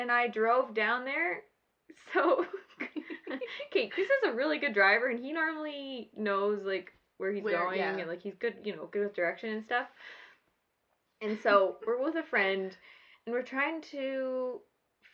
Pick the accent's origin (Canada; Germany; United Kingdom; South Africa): Canada; Edmonton, Alberta; moved away as an adult; now in Manitoba, Canada; I grew up in Edmonton, so it's different because I knew all the roads